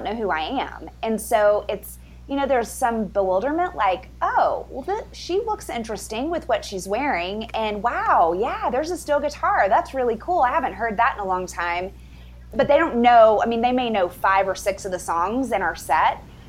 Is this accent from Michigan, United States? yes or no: no; South Texas, United States; moved away as an adult; now in Denver, United States; And I grew up in Texas. I'm a fifth generation Texas, proudly living in Colorado now.